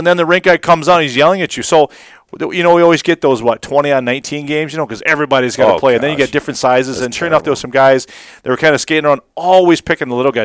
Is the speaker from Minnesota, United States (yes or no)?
yes; Austin, Minnesota, United States; growing up in Austin